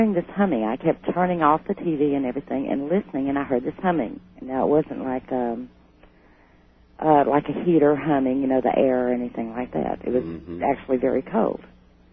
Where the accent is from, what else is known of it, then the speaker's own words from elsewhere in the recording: Houston, Texas, United States; moved away; also born or lived in Covington, Georgia; I'm originally from Houston. But I lived in Georgia, a small town in Georgia, just outside of Atlanta, called Covington, Georgia.